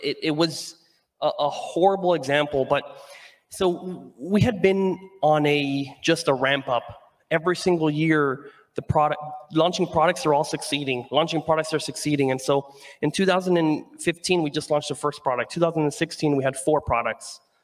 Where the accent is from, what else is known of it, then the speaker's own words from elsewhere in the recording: Venezuela; moved away; I'm from Venezuela and I wanted to give jobs and hire people out there